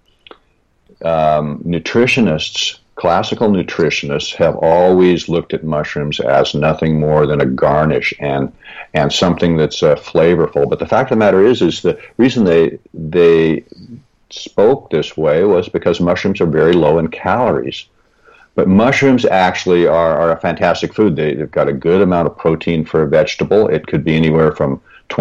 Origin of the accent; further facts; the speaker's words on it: Seattle, Washington, United States; I was born and raised in the Pacific Northwest in the Seattle area.